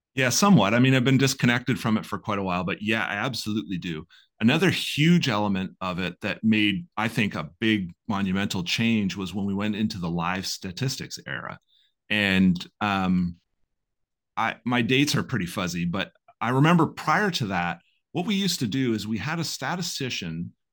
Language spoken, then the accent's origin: English; Belleville, Ontario, Canada; I grew up here in Belleville.